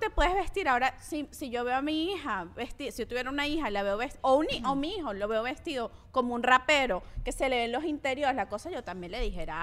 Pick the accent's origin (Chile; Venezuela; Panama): Venezuela; Claro, pero es que nosotros venimos de la cultura del Miss Venezuela.